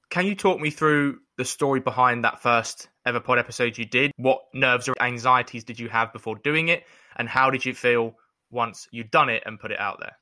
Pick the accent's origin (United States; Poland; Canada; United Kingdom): United Kingdom; London; growing up in North East London